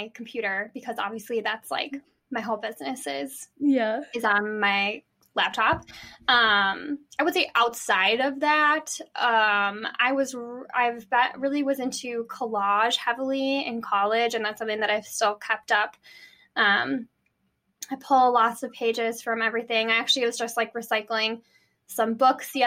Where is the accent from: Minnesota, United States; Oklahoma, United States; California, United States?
Minnesota, United States; Minneapolis; also born or lived in Des Moines, Iowa; I'm from Minneapolis. I still live here